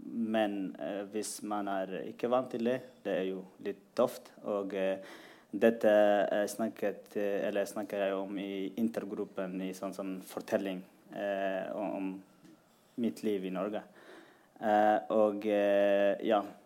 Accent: Eritrea; also born or lived in Sudan; now in Norway; Jeg er fra Eritrea

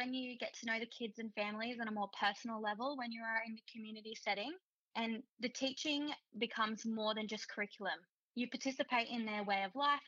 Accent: Brisbane, Queensland, Australia; moved away as an adult; now in Aurukun, Australia; I'm from North Brisbane

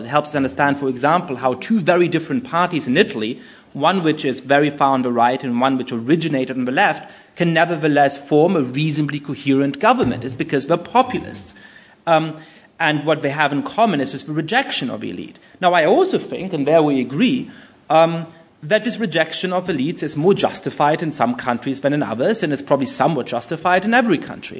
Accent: Germany; moved away as an adult; also born or lived in United Kingdom; I grew up in Germany

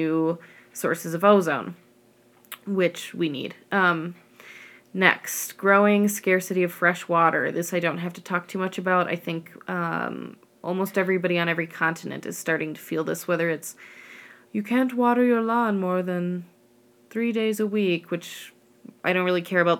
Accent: the Rockies, United States; I grew up in the Rockies

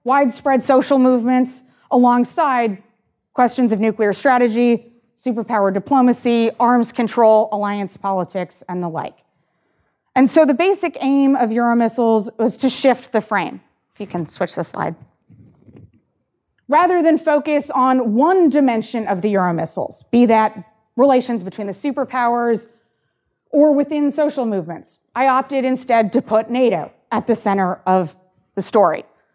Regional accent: Canada; I'm Canadian

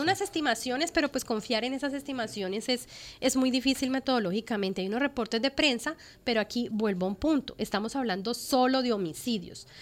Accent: Colombia; en el país, en mi país, en Colombia.

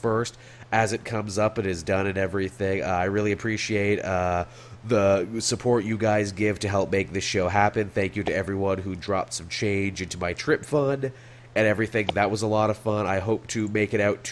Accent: Canada; as a Canadian

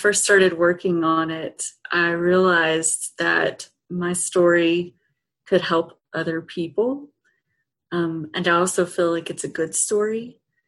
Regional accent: Eastern Kentucky, United States; moved away; I grew up in Eastern Kentucky

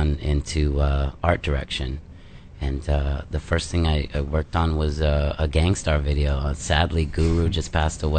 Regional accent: Los Angeles, California, United States; moved away; also born or lived in New York City; I grew up in Canoga Park, California, as a little kid

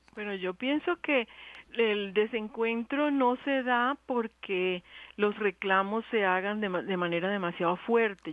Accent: Cuba; now in Colombia; yo soy cubana.

